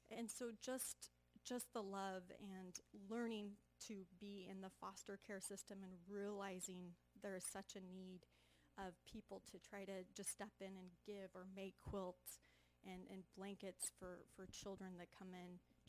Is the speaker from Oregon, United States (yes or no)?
yes; Junction City, Oregon, United States; I'm from Junction City, Oregon.